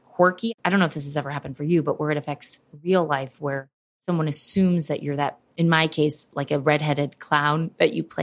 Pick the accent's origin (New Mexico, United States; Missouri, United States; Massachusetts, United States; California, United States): Missouri, United States; St. Louis; now in New York, United States; I grew up in St. Louis